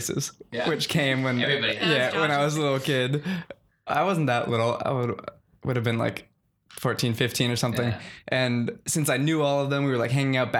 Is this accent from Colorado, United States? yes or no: no; San Francisco, California, United States; I grew up in San Francisco, right down the street from the Circus Center